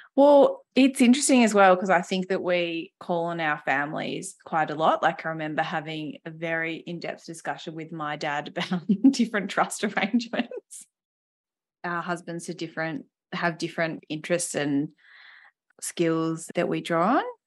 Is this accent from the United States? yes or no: no; Western Australia, Australia; I grew up in Western Australia with two exceptional parents